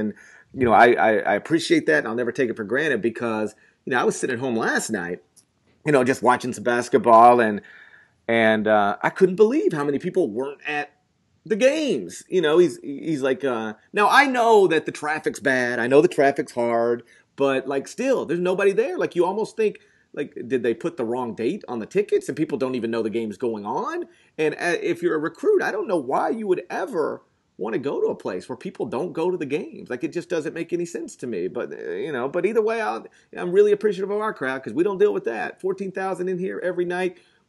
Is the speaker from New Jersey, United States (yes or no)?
no; North Mississippi, United States; I grew up in North Mississippi.